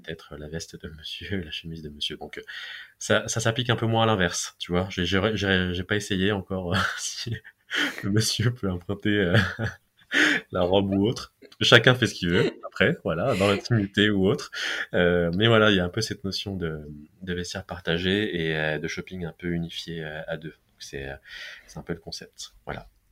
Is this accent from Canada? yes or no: no; Besançon, Bourgogne-Franche-Comté, France; now in Paris, France; je suis originaire de la ville de Besançon